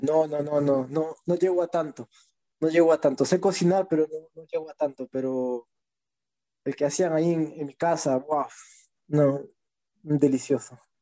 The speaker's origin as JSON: {"language": "Spanish", "region": "Lima", "country": "Peru", "said": "del RIMAC, de donde yo vengo"}